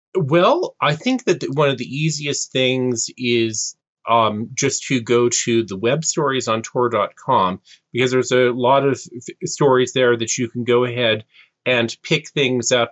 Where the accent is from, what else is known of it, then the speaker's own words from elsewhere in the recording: California, United States; Californian born and raised